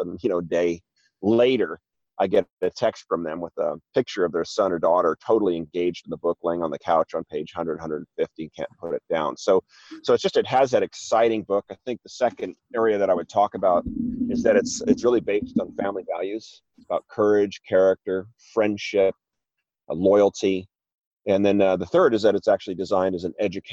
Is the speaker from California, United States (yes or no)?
yes; Newport Beach, California, United States; moved away as an adult; also born or lived in Wellesley, Massachusetts; I'm originally from Newport Beach, California, but had moved back east to Wellesley, Massachusetts for education and then work